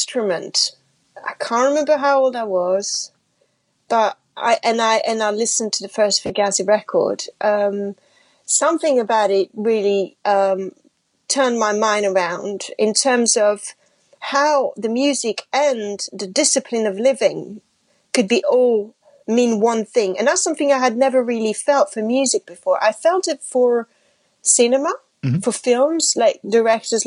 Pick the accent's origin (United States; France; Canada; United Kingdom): France; first language French; English is a second language; I grew up in France. I was speaking French and you know, my family's French.